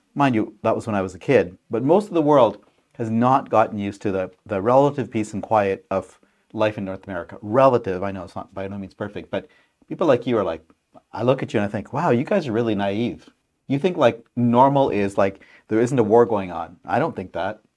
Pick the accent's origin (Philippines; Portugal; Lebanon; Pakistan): Pakistan; moved away; my country, home country of Pakistan